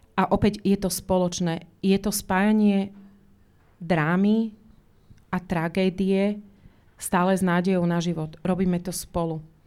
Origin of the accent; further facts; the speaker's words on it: Slovakia; moved away as an adult; also born or lived in United States; now in Žilina, Slovakia; ja sama som odišla z Československa ešte socialistického, teda ja tomu hovorím komunistického Československa v roku 88 s jedným kufrom, bez slovníka, až som teda skončila v Spojených štátoch